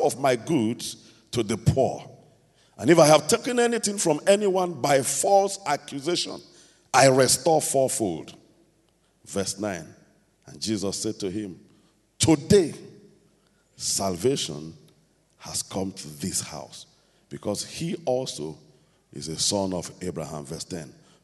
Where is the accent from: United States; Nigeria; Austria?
Nigeria